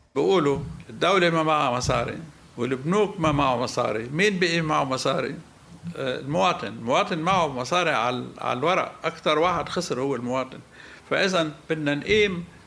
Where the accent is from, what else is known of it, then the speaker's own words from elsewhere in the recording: Egypt; الناس عندنا في مصر